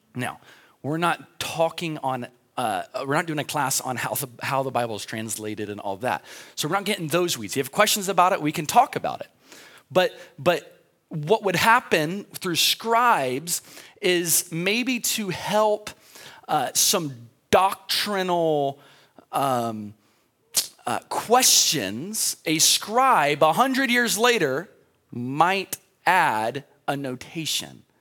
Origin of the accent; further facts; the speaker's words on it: United States; I'm an American